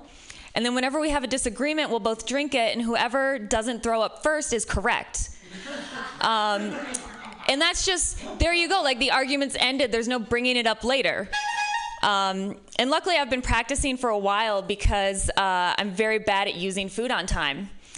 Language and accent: English; Midwest, United States; now in San Francisco, United States; I'm from the Midwest, which might be part of it.